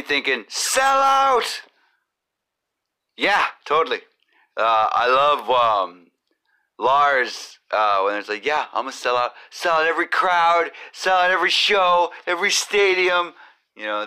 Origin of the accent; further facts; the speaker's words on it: United States; I am American